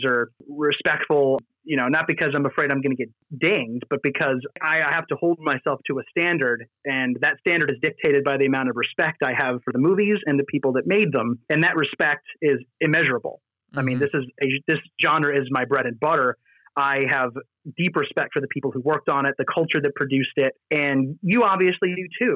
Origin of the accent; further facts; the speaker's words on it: United States; me as an American